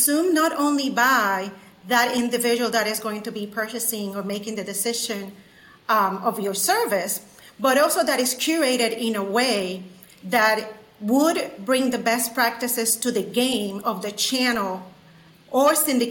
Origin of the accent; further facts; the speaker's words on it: San Juan, Puerto Rico; now in Chattanooga, United States; I'm originally from San Juan, Puerto Rico